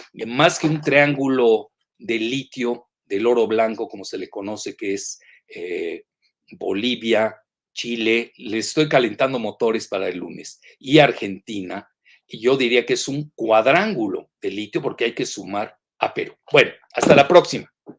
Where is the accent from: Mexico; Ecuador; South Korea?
Mexico